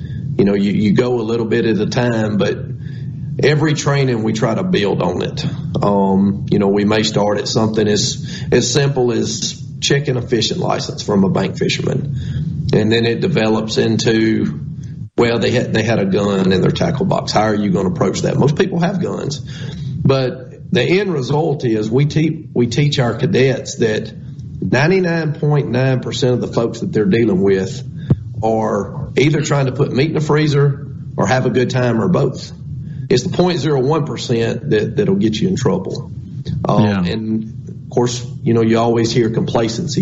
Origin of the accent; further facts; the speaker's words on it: Scott County, Mississippi, United States; I'm from Scott County